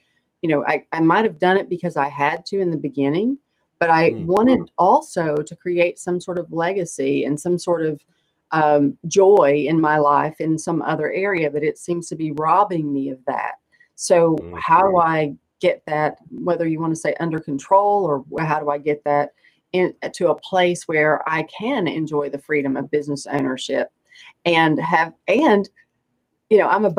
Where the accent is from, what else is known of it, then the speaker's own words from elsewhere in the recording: East Tennessee, United States; now in Raleigh, United States; I grew up in East Tennessee